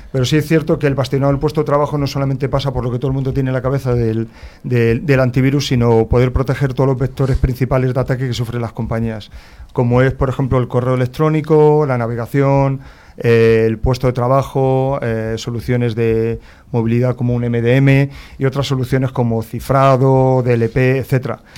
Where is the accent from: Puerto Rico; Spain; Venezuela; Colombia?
Spain; Madrid, Community of Madrid; nací en Madrid